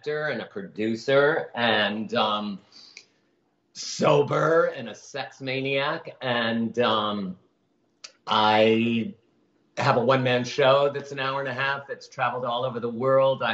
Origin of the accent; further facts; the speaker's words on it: Chicago, Illinois, United States; moved away as an adult; also born or lived in New York; now in Los Angeles, United States; growing up in Chicago and then running away to New York at 19